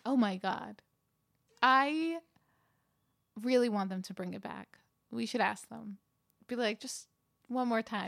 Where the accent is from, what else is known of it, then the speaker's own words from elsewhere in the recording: New York, United States; now in Los Angeles, United States; I grew up in New York